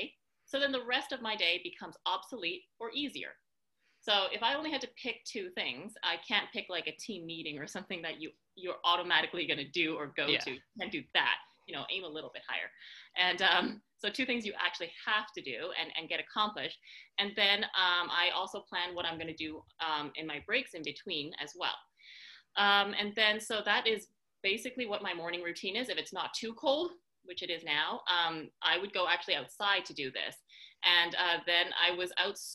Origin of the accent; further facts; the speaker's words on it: Canada; also born or lived in San Francisco; now in Montreal, Canada; I live in Montreal, Canada, which is where I am today